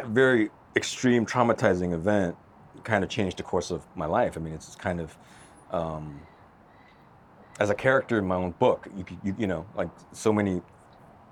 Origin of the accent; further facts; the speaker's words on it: Los Angeles, California, United States; moved away as an adult; back to my hometown, back to LA again.